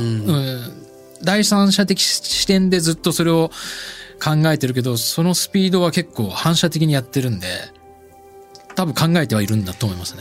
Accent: Sapporo, Hokkaido, Japan; moved away; 札幌の生まれ育った風景が原体験

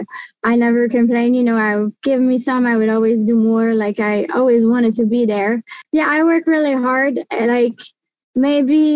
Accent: Gatineau, Quebec, Canada; first language French; English is a second language; also born or lived in Montreal; So I grew up in Gatineau, Quebec

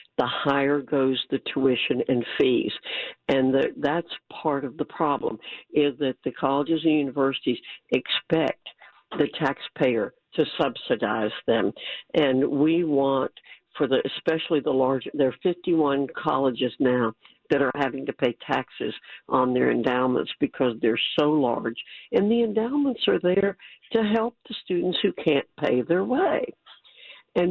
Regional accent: New York, United States; moved away; I was born in New York

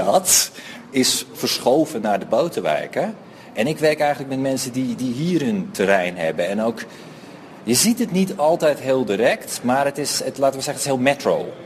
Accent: Netherlands; moved away as an adult; now in Johannesburg, South Africa; Ik kom uit Nederland en ik ben nu ongeveer anderhalf jaar in, in Joburg.

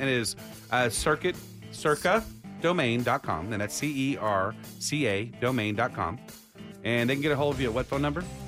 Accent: Austin, Texas, United States; growing up in Austin, I am a Longhorn

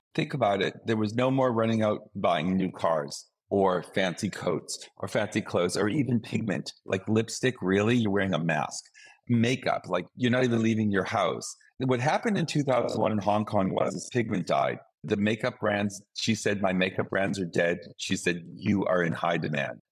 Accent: Boston, Massachusetts, United States; moved away; my hometown of Boston

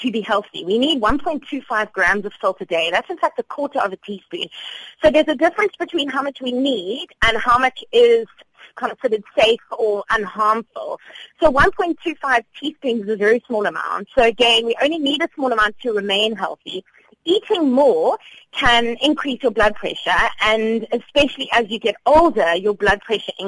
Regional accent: South Africa; as South African adults

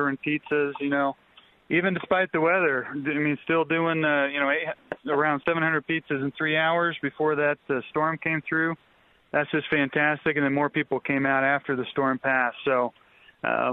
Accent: Texas, United States; now in Denver, United States; I'm from Texas originally

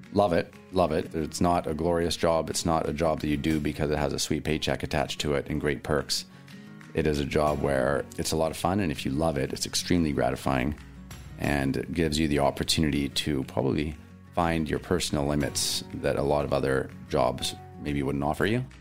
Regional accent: Williams Lake, British Columbia, Canada; also born or lived in Vancouver; now in Ucluelet, Canada; I was actually born in Williams Lake, BC

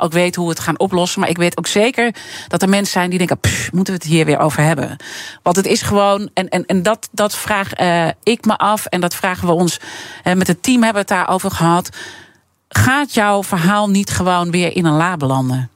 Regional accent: Amsterdam, North Holland, Netherlands; Ik ben geboren en getogen in Amsterdam.

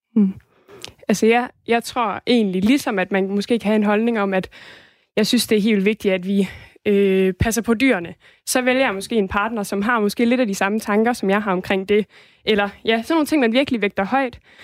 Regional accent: Denmark; jeg er dansker

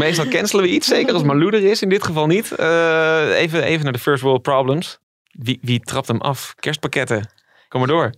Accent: Netherlands; we komen uit Nederland

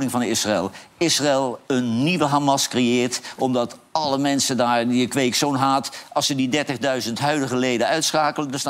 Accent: Netherlands; wij als Nederlanders

